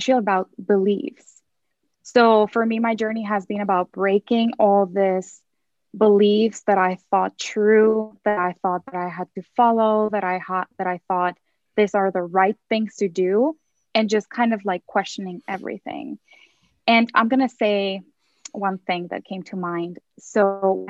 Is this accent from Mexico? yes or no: yes; Mexico; I grew up in Mexico